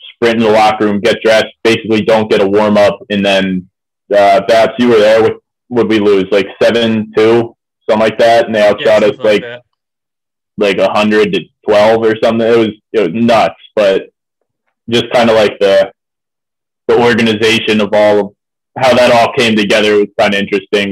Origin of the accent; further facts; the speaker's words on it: Ohio, United States; moved away as an adult; now in Morgantown, United States; I'm from Ohio, so I played all through youth and high school just in Ohio